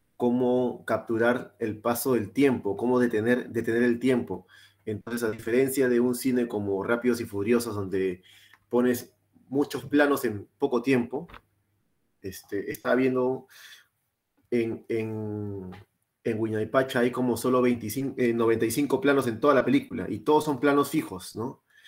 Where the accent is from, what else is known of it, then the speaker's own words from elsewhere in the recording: Lima, Peru; now in Australia; somos los tres de Lima